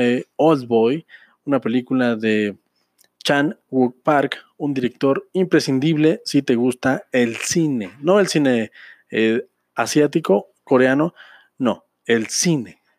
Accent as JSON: {"language": "Spanish", "country": "Mexico", "said": "como mexicano, como ciudadano de este hermoso y bello país"}